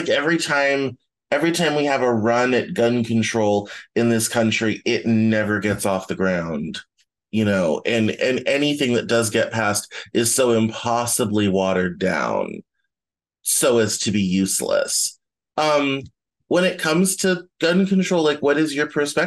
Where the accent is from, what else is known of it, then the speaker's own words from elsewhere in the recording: the South, United States; I grew up in the South